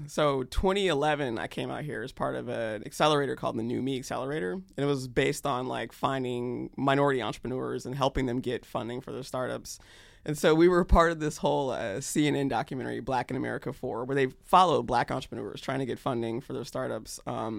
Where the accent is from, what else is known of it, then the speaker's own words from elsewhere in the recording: North Carolina, United States; also born or lived in Georgia / Germany / Kentucky; I did not. I actually was a military brat. So I was born in Georgia and then finished high school in North Carolina. But in between, lived in Germany, Fort Knox, Kentucky, North Carolina again.